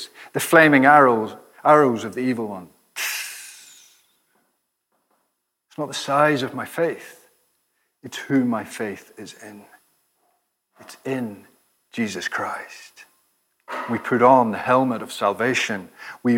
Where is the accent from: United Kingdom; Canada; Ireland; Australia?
Ireland; I'm Irish